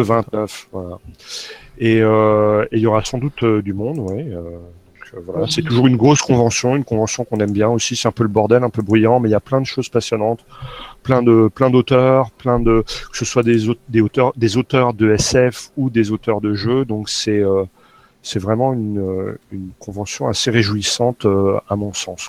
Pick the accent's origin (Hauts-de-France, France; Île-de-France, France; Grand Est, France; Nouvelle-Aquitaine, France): Grand Est, France; Nancy; moved away; je suis originaire de Nancy et que j'ai plein de potes là-bas, et dont de la famille